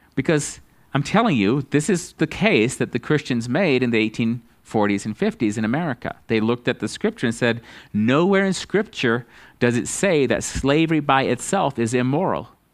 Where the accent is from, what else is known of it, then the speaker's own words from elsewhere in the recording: United States; as an American